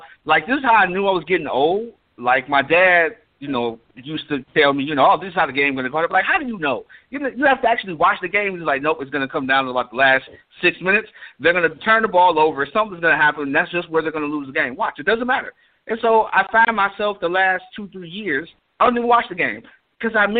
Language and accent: English; Cleveland, Ohio, United States; born or raised there; also born or lived in Kansas